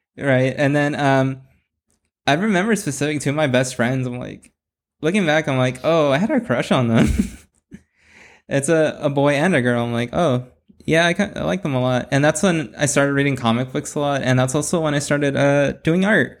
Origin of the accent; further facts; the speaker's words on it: Bell, California, United States; also born or lived in Cudahy, California; now in Whittier, United States; I was born in L A and raised in, uh, Southeast L A. And, uh, I, w, I was in Bell